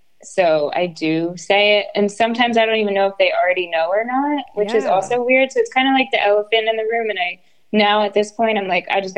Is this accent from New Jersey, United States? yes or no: yes; New Jersey, United States; I'm actually from Jersey